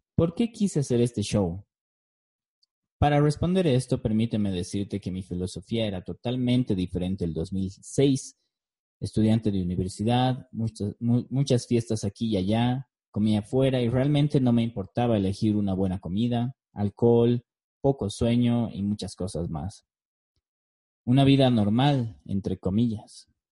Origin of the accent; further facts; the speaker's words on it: La Paz, Bolivia; also born or lived in Beijing, China / Cochabamba, Bolivia; Nací en La Paz, Bolivia, en 1986. Tengo una hermosa esposa filipina y dos hermosos hijos. Viví la mayor parte de mi vida en mi ciudad natal.